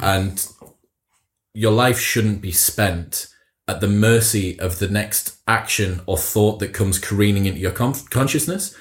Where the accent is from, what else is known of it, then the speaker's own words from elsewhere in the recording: Teesside, North East England, United Kingdom; both northern lads, like we're both from Teesside, like it's not the sort of place that I heard meditation talked about an awful lot as I grew up.